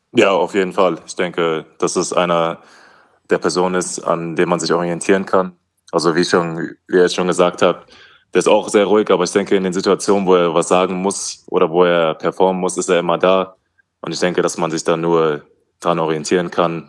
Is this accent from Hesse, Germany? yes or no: yes; Wetzlar, Hesse, Germany; moved away; also born or lived in Schweinfurt; Ich bin in, in Wetzlar aufgewachsen, das ist in Hessen. Mhm. Also ich, als Hesse.